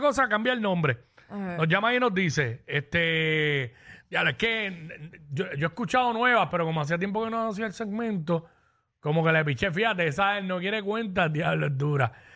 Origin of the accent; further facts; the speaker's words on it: Cabo Rojo, Puerto Rico; now in Dorado, Puerto Rico; Yo soy de Cabo